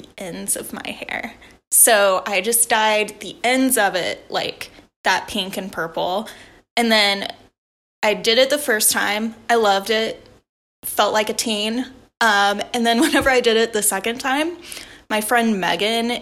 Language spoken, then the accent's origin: English; Tennessee, United States; I'm from Tennessee